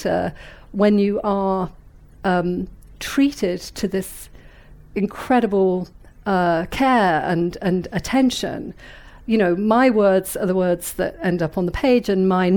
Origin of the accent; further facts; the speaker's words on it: Weymouth, South West England, United Kingdom; moved away as an adult; also born or lived in London / New York; I was born in London, but as I say, you know, grew up in Weymouth